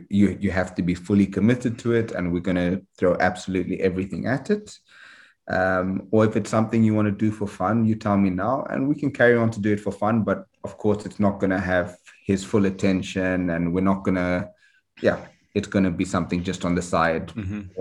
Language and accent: English; Harare, Zimbabwe; Obviously, I grew up in Harare